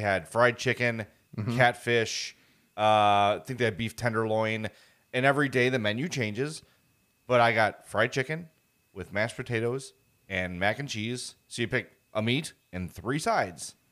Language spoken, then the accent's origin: English; Chicago, Illinois, United States; born and raised on the South Side